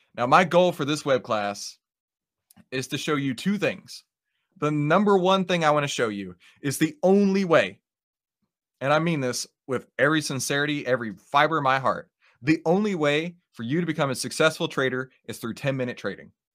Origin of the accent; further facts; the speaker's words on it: Texas, United States; accent: Texas; my Texas accent